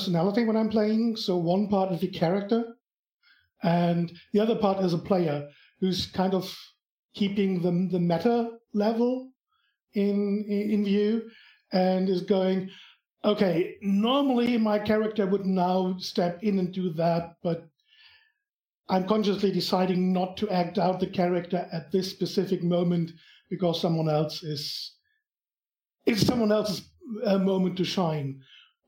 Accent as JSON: {"language": "English", "country": "Germany", "accent": "German", "second_language": "English", "said": "I'm from Germany, as you probably can tell from my accent."}